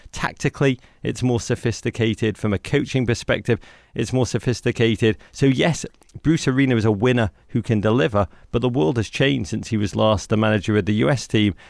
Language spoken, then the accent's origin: English; England, United Kingdom; moved away; I'm from England